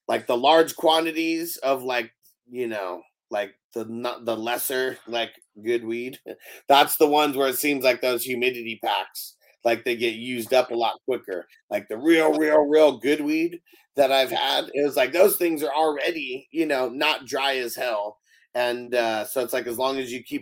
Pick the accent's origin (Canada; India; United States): United States; San Diego, California; moved away as an adult; I lived in San Diego my whole life until last year